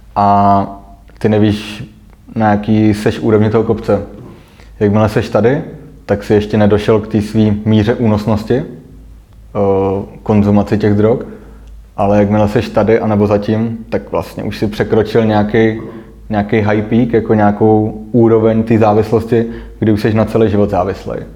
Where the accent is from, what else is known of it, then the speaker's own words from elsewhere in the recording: Prague, Czechia; jsem nastoupil jako Pražák